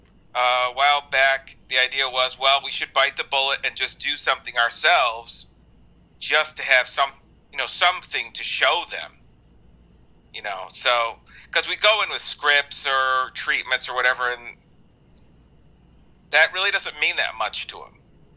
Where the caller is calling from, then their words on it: Illinois, United States; I'm actually Skyping from a suburb of Chicago.